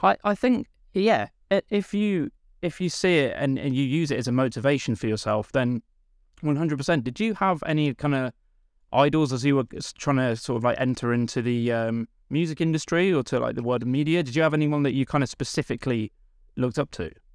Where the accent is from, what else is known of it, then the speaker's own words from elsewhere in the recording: Stratford-upon-Avon, West Midlands, United Kingdom; I'm from Stratford upon Avon in Warwickshire